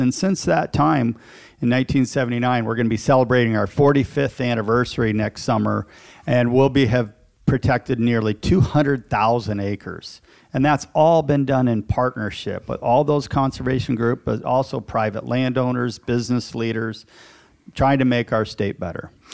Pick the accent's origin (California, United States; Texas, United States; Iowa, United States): Iowa, United States; Eagle Grove; I'm a lifelong Iowan. I grew up in Eagle Grove, Iowa, central Iowa.